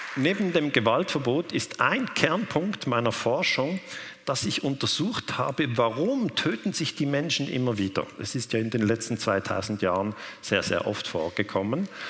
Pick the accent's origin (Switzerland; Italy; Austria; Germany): Switzerland; ich komme aus der Schweiz